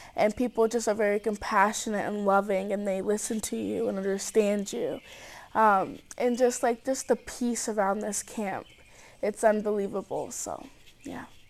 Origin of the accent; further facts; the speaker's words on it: Cedar Rapids, Iowa, United States; I'm from Cedar Rapids, Iowa.